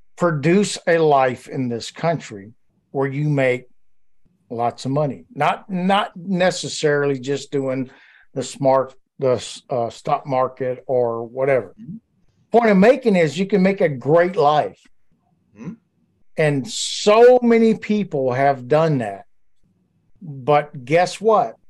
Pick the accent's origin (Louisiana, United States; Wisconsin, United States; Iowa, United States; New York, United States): Louisiana, United States; also born or lived in Georgia; So I grew up my whole life, other than the Marine Corps, in Louisiana